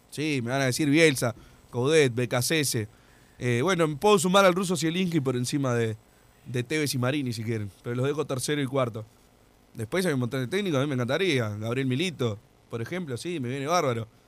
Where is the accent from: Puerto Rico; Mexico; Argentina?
Argentina; also born or lived in Uruguay; Yo soy argentino nacido en Uruguay, lo que pasa.